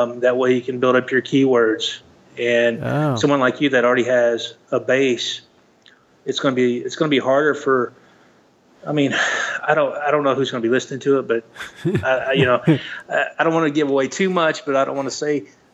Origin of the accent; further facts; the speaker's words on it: Arkansas, United States; moved away as an adult; now in Nevada, United States; When I grew up in Arkansas